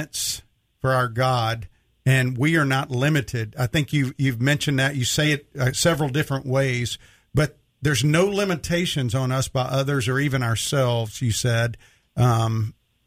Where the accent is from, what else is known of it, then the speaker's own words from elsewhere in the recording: Mississippi, United States; I was born in 1961, and I grew up in Mississippi.